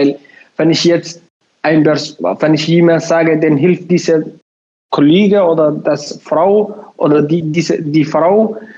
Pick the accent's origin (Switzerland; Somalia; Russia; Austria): Somalia; German is a second language; now in Bremen, Germany; ich wohne in Bremen, ich komme aus Somalia. Seit fast sieben Jahren bin ich in Bremen, in Deutschland allgemein auch.